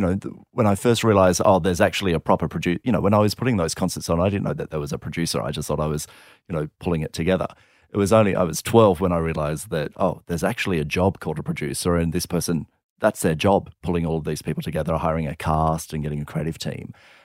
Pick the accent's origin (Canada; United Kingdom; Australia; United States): Australia; Minnamurra, New South Wales; we grew up in Minamara, which is just down the south coast near Kiama